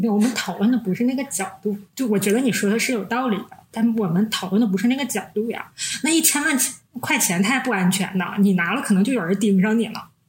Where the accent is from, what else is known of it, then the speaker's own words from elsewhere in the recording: Northeast China, China; 我们是三个来自东北的 ladies